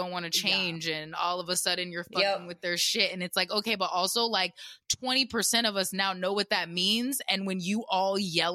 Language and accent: English; the South, United States; I grew up in the South